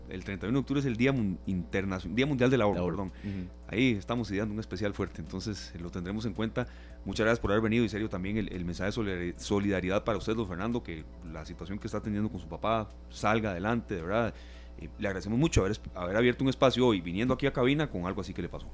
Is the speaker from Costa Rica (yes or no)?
yes; Costa Rica; soy costarricense